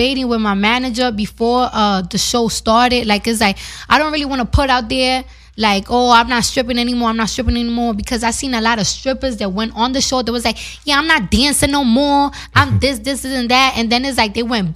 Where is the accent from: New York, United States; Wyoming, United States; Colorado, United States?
New York, United States; I'm from New York